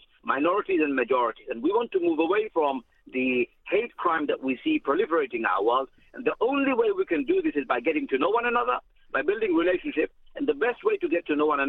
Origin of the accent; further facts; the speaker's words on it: United Kingdom; I'm British too.